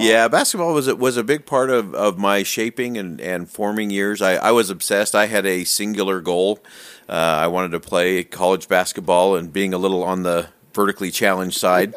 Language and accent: English; Salt Lake City, Utah, United States; I actually just grew up in, uh, Salt Lake in the Holiday Cottonwood area there